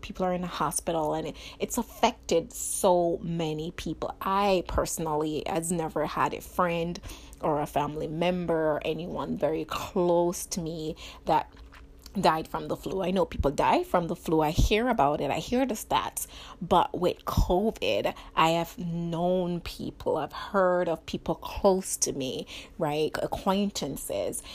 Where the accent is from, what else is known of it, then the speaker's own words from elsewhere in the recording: Jamaica; growing up in Jamaica